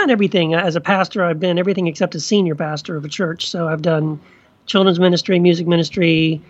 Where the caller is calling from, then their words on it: California, United States; I am in Orange County, California.